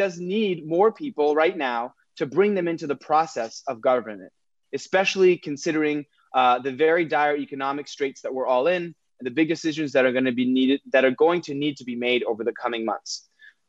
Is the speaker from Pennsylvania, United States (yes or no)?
no; Los Angeles, California, United States; moved away as an adult; now in San Francisco, United States; I'm originally from Los Angeles, California. I first moved to San Francisco about 10 years ago.